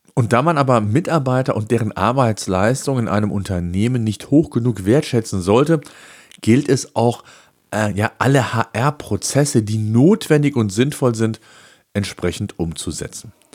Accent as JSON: {"language": "German", "country": "Germany", "said": "bei uns in Deutschland"}